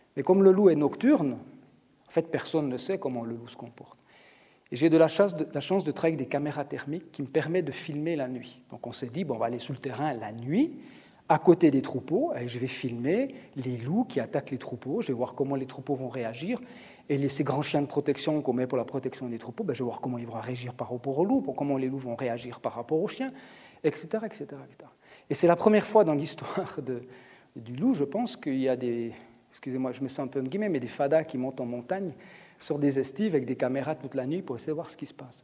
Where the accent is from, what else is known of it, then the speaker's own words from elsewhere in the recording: Switzerland; chez nous en Suisse